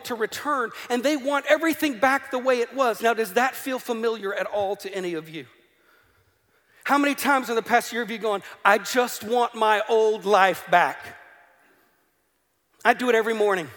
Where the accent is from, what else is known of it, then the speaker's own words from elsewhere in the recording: the American South, United States; moved away as an adult; now in Northern Ireland, United Kingdom; Where I grew up in America, that's a part of America that fought in a civil war.